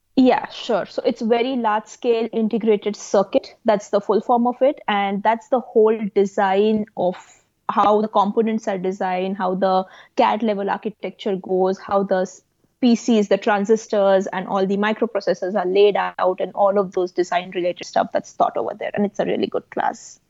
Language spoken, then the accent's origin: English; India; moved away as an adult; now in United States; I came from India to the US to pursue my master's when I was 22. So, when I was 18 or back then, I was still in India